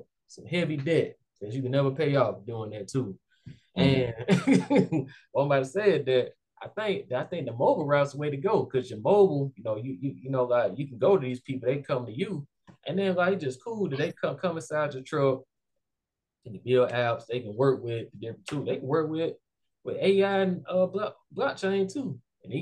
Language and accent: English; Montgomery, Alabama, United States; I grew up in West Montgomery